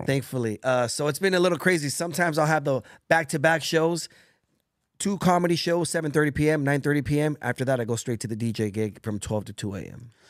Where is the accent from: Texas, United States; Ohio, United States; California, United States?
California, United States; Bell Gardens; also born or lived in Orange County, California; in Bell Gardens, where I grew up in Los Angeles, California